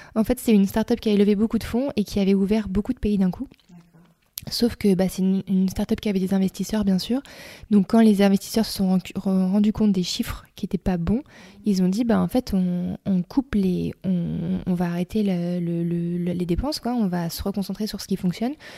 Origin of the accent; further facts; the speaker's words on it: Reims, Grand Est, France; moved away as an adult; also born or lived in Australia; j'ai grandi dans l'Est de la France, à Reims